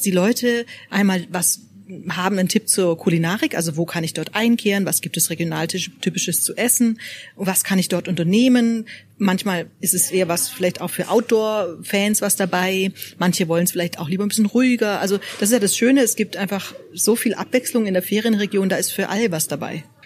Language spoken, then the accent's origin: German; Swabia, Germany; now in Freiburg, Germany; Ich darf das ja sagen als Schwäbin